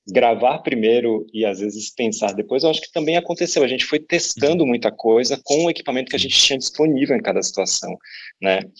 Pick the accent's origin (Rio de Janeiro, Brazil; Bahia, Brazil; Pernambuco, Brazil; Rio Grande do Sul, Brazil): Bahia, Brazil; Salvador; moved away as an adult; now in São Paulo, Brazil; eu estava em São Paulo há três anos, é, mudei de Salvador em 2013